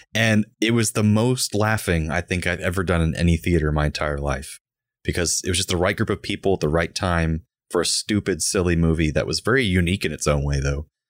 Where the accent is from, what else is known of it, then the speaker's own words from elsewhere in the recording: Orlando, Florida, United States; I was born and raised in Orlando